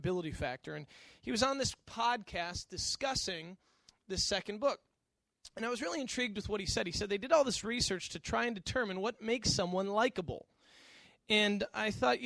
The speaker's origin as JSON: {"language": "English", "region": "Western New York", "country": "United States", "tie": "born or raised there", "also_born_or_lived": "the South (college)", "moved": "as an adult", "said": "I grew up in Western New York"}